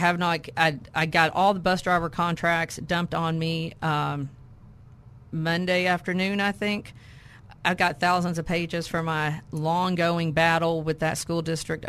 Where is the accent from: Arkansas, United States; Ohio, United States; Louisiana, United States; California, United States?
Arkansas, United States; Pine Bluff; I'm from Pine Bluff originally. That's my hometown